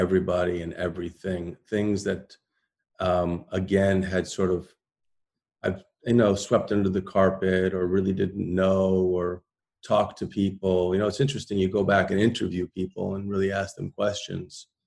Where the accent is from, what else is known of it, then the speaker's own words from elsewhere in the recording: Waterbury, Connecticut, United States; also born or lived in Greenwich Village, New York; I grew up in Waterbury, Connecticut with my grandmother, and also in Greenwich Village with my dad